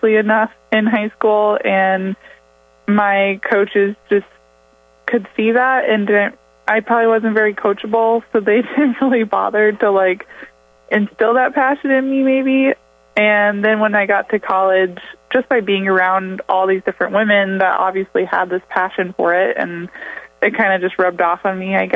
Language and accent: English; Sheldon, Iowa, United States; I grew up in Sheldon, Iowa